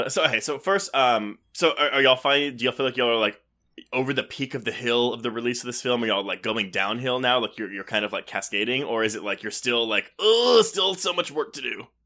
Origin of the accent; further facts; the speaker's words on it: Canada; well, as a Canadian, I feel that.